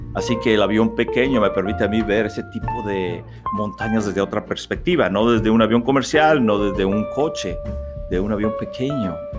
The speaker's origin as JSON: {"language": "Spanish", "country": "Mexico", "also_born_or_lived": "Arkansas, United States / Monterrey, Mexico", "moved": "as an adult", "said": "mi país, México"}